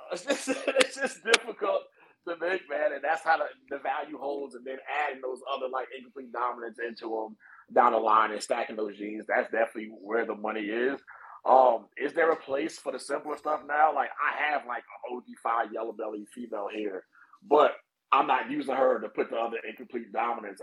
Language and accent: English; East Orange, New Jersey, United States; moved away as an adult; also born or lived in Newark, New Jersey / Trenton, New Jersey / North Carolina; now in California, United States; I was born in Newark and I was raised in East Orange and went to high school in Trenton.